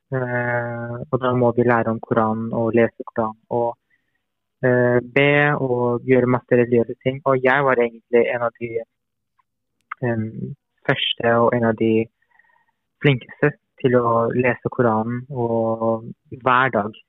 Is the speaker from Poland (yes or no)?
no; Iran; now in Norway; jeg vokste opp jo i Iran